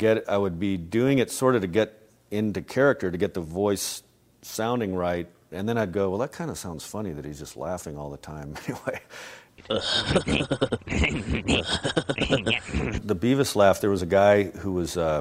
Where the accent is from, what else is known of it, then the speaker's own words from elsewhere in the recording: Albuquerque, New Mexico, United States; I grew up in Albuquerque, New Mexico